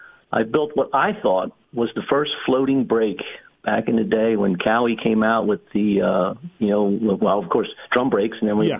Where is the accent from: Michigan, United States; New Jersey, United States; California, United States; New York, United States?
New Jersey, United States; now in North Carolina, United States; Yeah, Jersey boy. And, you know, that was, I think, not in Jersey anymore. I actually live in North Carolina.